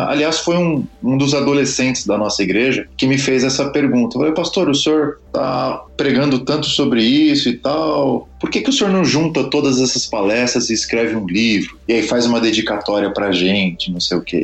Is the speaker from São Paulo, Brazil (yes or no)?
yes; São Paulo, Brazil; also born or lived in Campinas; eu sou brasileiro, morei na cidade de São Paulo praticamente toda a minha vida